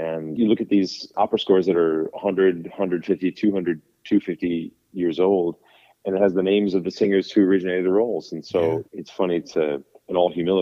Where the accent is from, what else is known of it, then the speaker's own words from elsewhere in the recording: Sun Prairie, Wisconsin, United States; moved away; my hometown of Sun Prairie, Wisconsin